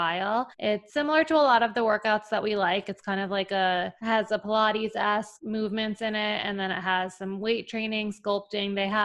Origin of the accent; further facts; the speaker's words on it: New York, United States; moved away as an adult; now in Chicago, United States; I'm from New York living in Chicago